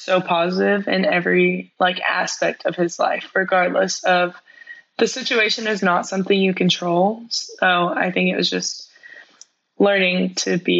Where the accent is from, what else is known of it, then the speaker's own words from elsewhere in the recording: Texas, United States; also born or lived in Missouri; I have lived in Texas the rest of my life.